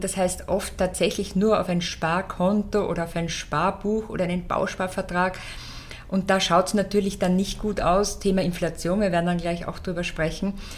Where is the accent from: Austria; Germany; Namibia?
Austria; bei uns in Österreich